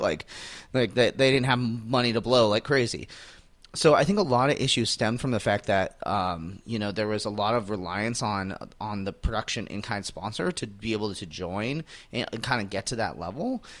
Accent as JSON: {"language": "English", "town": "Phoenix", "region": "Arizona", "country": "United States", "tie": "born or raised there", "said": "I'm in my hometown"}